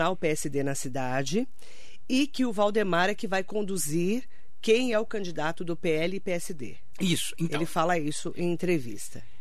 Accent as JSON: {"language": "Portuguese", "region": "São Paulo", "country": "Brazil", "said": "O que ele fez é uma coisa para nós que somos da região do Altietê, que votamos nele, eu estou me incluindo porque eu votei nele, 80 mil votos só em Mogi"}